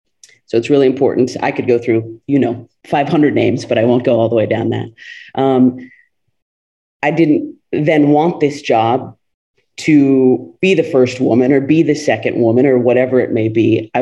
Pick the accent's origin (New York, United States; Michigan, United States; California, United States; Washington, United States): California, United States; a kid who was born and raised in California and has never lived outside the state